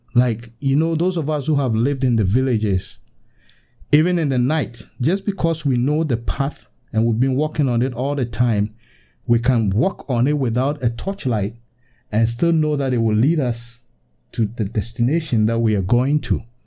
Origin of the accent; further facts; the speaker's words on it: Western Region, Ghana; I'm from Ghana, West Africa, in the western region of Ghana.